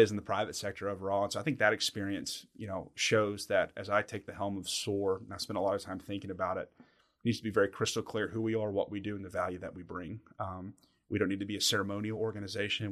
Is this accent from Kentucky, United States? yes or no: yes; Somerset, Kentucky, United States; also born or lived in Ibiza, Spain; I'm born and raised in, in Somerset and, and, and kinda grew up in the region.